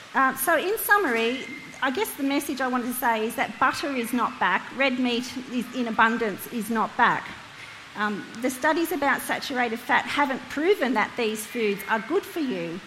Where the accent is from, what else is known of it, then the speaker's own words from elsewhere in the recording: Hunter Valley, New South Wales, Australia; now in Lake Macquarie, Australia; I'm from the Hunter Valley, but now call Lake Macquarie home